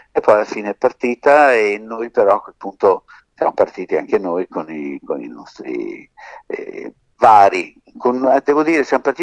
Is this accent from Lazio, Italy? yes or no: no; Sicily, Italy; Dico, guarda, noi siamo siciliani e eh, siamo vicini.